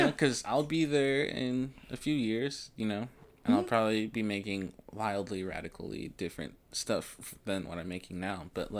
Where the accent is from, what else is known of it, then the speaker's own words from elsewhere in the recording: the South, United States; us growing up in the South, like in a very heavily Christian based family